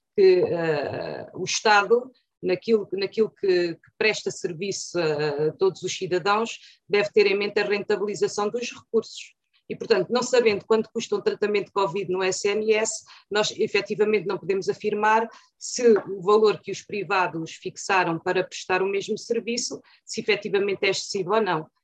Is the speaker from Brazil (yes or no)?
no; Torres Novas, Santarém District, Portugal; vivo em Torres Novas, nasci em Torres Novas há 55 anos